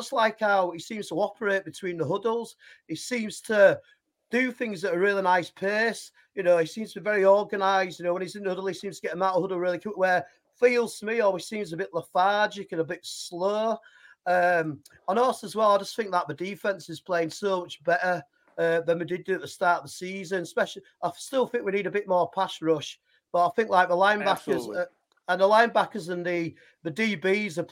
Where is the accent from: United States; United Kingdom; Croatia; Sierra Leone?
United Kingdom; Yorkshire and the Humber; accent: Yorkshire; my terrible Yorkshire accent